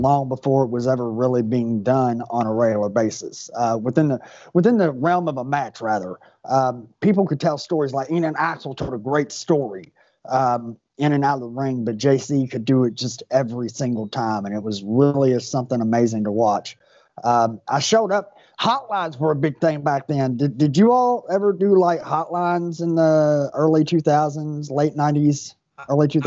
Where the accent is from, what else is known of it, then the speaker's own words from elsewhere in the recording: Louisville, Kentucky, United States; So I grew up in Louisville